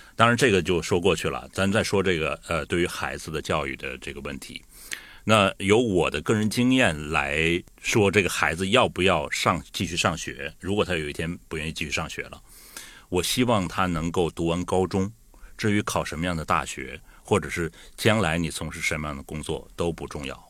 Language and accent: Chinese; Liaoning, China; now in Guangdong, China; 我也是辽宁人